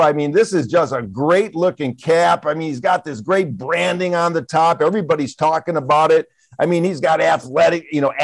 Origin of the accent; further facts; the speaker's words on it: Michigan, United States; I'm from Michigan.